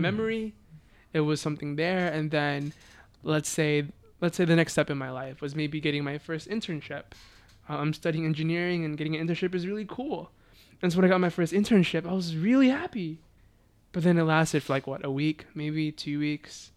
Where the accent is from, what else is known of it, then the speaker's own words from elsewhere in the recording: Beaumont, Texas, United States; also born or lived in Philippines; I grew up in Beaumont, Texas, which is about like an hour and a half from Houston